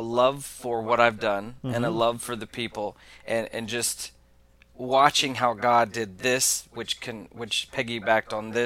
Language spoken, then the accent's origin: English; Oklahoma, United States; I'm from Oklahoma